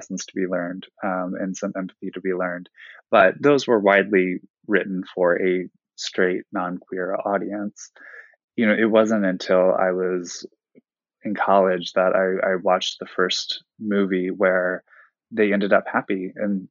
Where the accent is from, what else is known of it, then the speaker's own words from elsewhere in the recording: Ohio, United States; I'm from Ohio. I was raised there